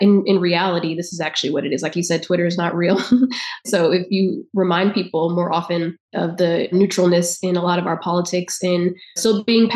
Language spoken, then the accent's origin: English; South Carolina, United States; now in Texas, United States; I live in Texas and I'm from South Carolina